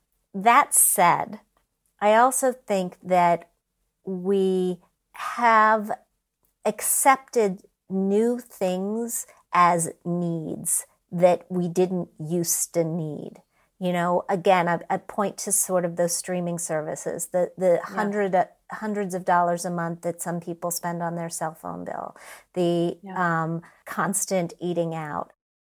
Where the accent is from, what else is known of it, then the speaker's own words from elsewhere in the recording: Midwest, United States; I didn't grow up in New York. I grew up in the Midwest. All over in many different towns that had much lower standards of living